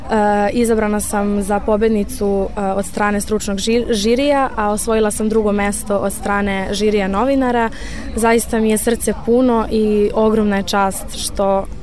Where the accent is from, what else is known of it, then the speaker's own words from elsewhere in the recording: Belgrade, Serbia; imam 18 godina i dolazim iz Beograda.